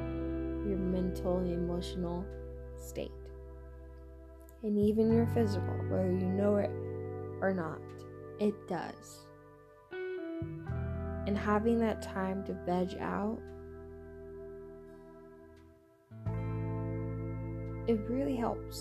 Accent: Texas, United States; accent: Texan; my Texan accent

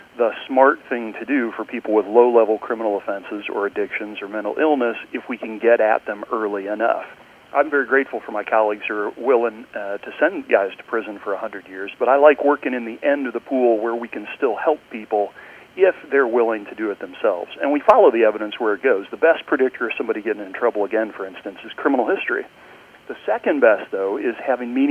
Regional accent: Richmond, Indiana, United States; I grew up in Richmond, but we were so far east, we only got Ohio TV

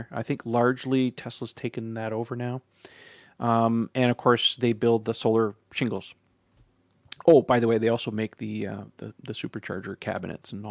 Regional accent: Texas, United States; I mean, I got to call California. I don't want to deal with no California. I'm a Texan.

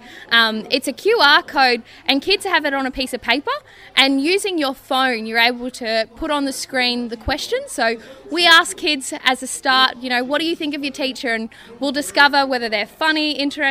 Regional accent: Tamworth, New South Wales, Australia; I'm from Tamworth in New South Wales and I'm up here with Future Gen Education

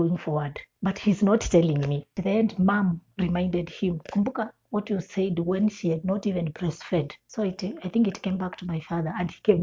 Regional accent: Eastern Province, Kenya; moved away as an adult; also born or lived in Western, Kenya; now in Nairobi, Kenya; I come from Eastern.

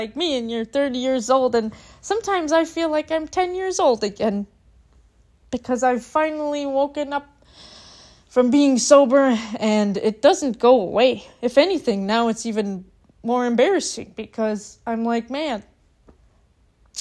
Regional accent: Minneapolis, Minnesota, United States; now in Arizona, United States; I'm from Minneapolis, and I moved to Arizona

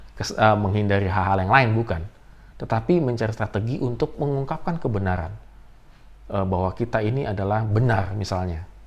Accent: Indonesia; kita orang-orang Indonesia

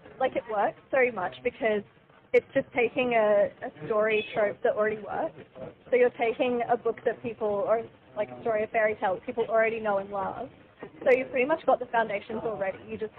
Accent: Sunshine Coast, Queensland, Australia; also born or lived in New Zealand; So I grew up on the Sunshine Coast. I was born in New Zealand, but I moved here when I was a baby.

